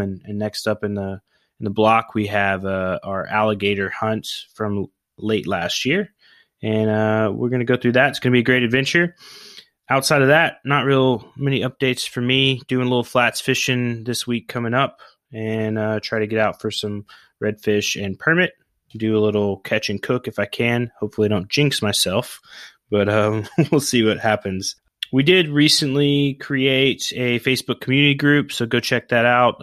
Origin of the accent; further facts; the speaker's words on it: Oklahoma, United States; I grew up in Oklahoma